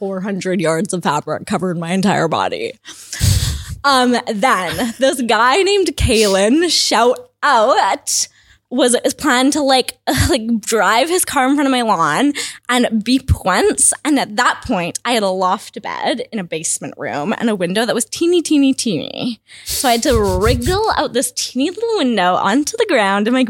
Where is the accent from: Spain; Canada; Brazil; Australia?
Canada; Kamloops, British Columbia; I grew up in Kamloops, kind of a rural area called Barnhurdville